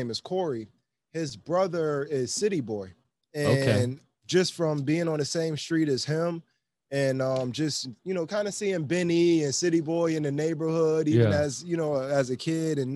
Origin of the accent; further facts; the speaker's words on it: Buffalo, New York, United States; I'm from Buffalo, New York